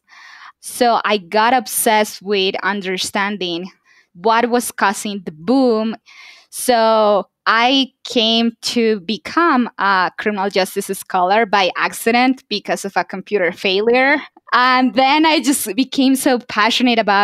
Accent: Bogota, Bogotá Capital District, Colombia; moved away; I'm from Colombia. I was born and raised in the capital, Bogota

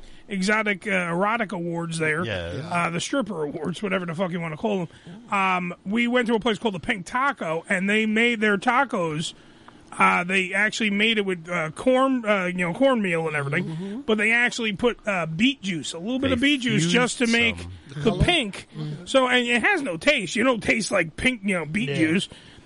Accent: Upper East Coast, United States; We're from the Upper East Coast.

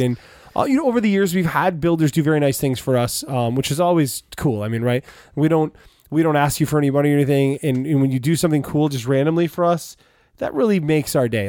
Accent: United States; we're from America

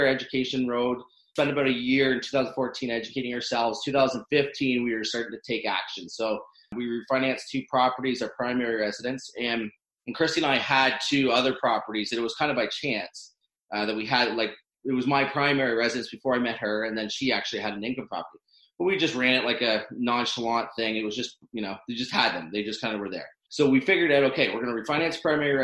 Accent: Owen Sound, Ontario, Canada; I grew up in Owen Sound, small town in Ontario

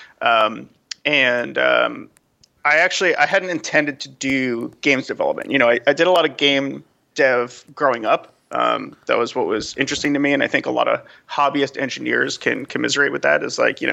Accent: New York, United States; moved away as an adult; also born or lived in Los Angeles; I was from New York originally.

